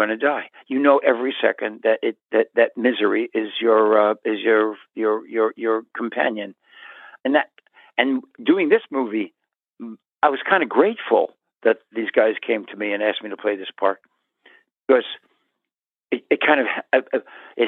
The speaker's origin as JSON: {"language": "English", "country": "United States", "said": "I'm American. I wasn't Israeli"}